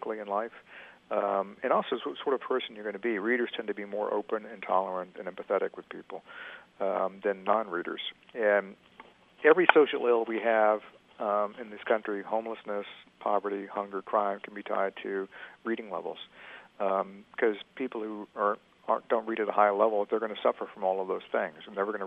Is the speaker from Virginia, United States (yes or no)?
yes; Richmond, Virginia, United States; downtown Richmond, my hometown